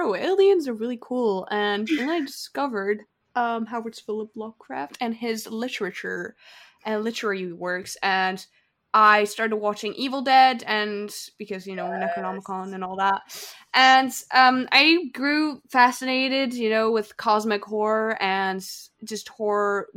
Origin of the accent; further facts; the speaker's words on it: Alsace, Grand Est, France; I'm a teen from Northeast France. Alsace, more specifically